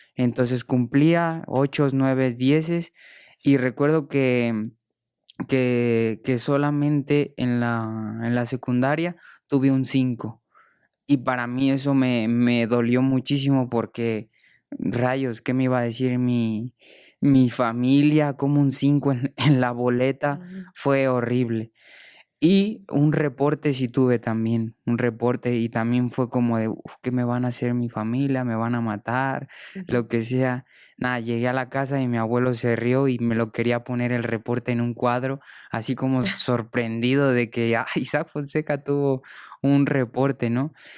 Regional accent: Morelia, Michoacán, Mexico; moved away; also born or lived in Spain; mi tierra, de mi familia

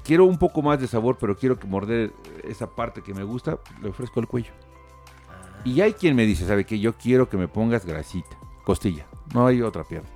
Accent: Tulancingo, Hidalgo, Mexico; Todos venimos de Tulancingo

